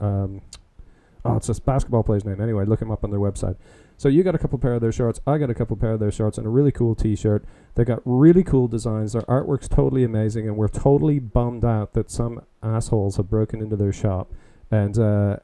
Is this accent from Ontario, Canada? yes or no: yes; Stratford, Ontario, Canada; also born or lived in London, Ontario / Woodstock, Ontario; I grew up in Stratford, Ontario, and also London. Went to high school in London.